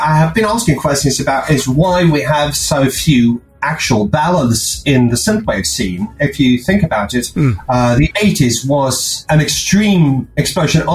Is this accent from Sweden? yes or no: yes; Uppsala, Uppsala County, Sweden; first language Swedish; English is a second language; Uppsala, which was where I was born in Sweden